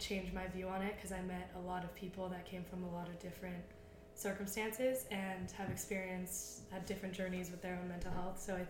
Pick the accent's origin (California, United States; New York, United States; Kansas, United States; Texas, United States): California, United States; Los Angeles; moved away as an adult; now in Maryland, United States; I am also from LA, and I'm 20 years old